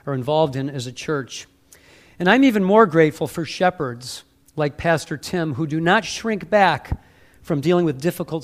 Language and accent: English; Warren, Michigan, United States; now in Ohio, United States; I live in Ohio, but I'm from the Motor City. I grew up in Warren